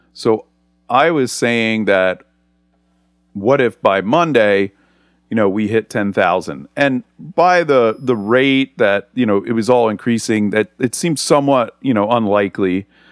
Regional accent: Philadelphia, Pennsylvania, United States; now in Atlanta, United States; I grew up in the Northeast, in the Philadelphia area

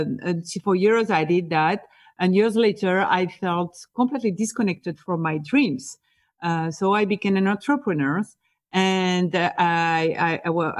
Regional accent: France; accent: French; English is a second language; moved away as an adult; also born or lived in Boston, United States; now in New York, United States; So I am from France, as my accent can tell. So I was born and raised in France.

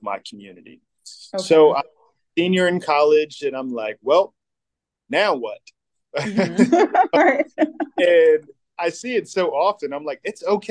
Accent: Neptune, New Jersey, United States; moved away as an adult; also born or lived in Richmond, Virginia / Lynchburg, Virginia; now in Virginia, United States; I was born and raised in New Jersey

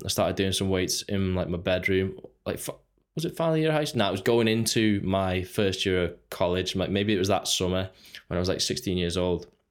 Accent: Runcorn, North West England, United Kingdom; I Grew up on Runcorn. It's, uh, it's just a small town, Northwest.

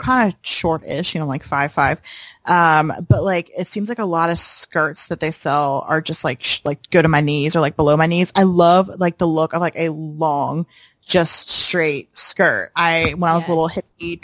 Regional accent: the South, United States; accent: Southern

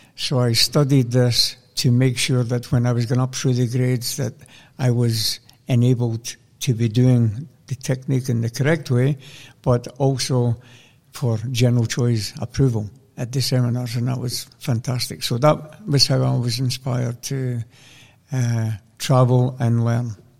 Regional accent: Scotland, United Kingdom; born or raised there

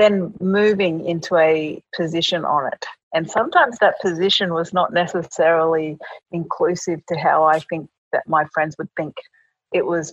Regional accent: Brisbane, Queensland, Australia; I was born in Brisbane, but my parents are of Papua New Guinea background.

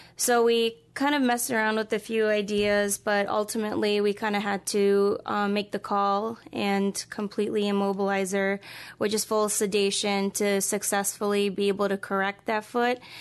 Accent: East Coast, United States; moved away as an adult; also born or lived in Philadelphia / Kansas; now in Des Moines, United States; I was more or less born and raised in the East Coast

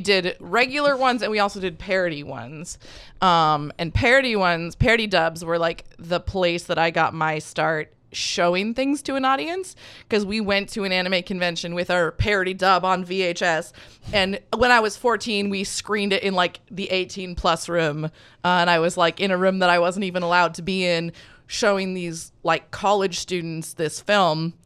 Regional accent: Hutchinson, United States; I grew up in Hutchinson, which is it's like a suburb that exists within a circle of 40 miles of corn

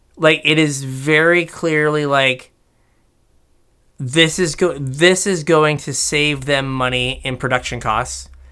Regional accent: United States; as we are American.

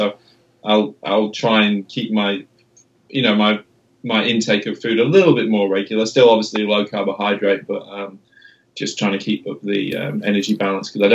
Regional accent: England, United Kingdom; I am English

